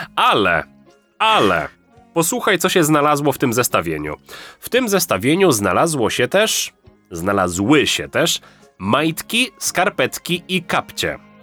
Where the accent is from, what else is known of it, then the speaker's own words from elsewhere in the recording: Lesser Poland, Poland; u mnie w Małopolsce